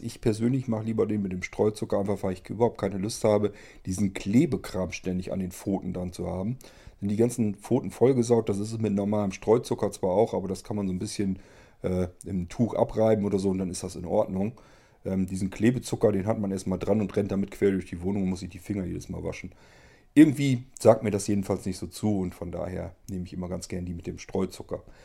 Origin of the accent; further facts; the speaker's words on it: Lower Saxony, Germany; Im Norden, gerade hier bei uns in Niedersachsen